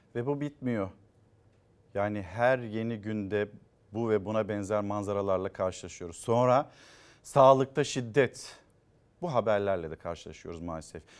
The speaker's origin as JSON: {"language": "Turkish", "region": "Çanakkale", "country": "Turkey", "said": "Bizim Çanakkale'de ben Çanakkale'liyim"}